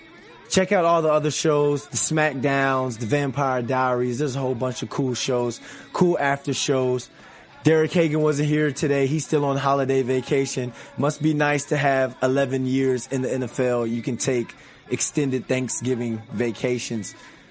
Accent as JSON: {"language": "English", "region": "Virginia", "country": "United States", "said": "I'm from Virginia"}